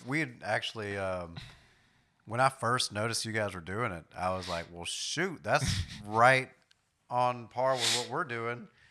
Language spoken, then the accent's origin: English; New York, United States; moved away; I grew up in New York to an extent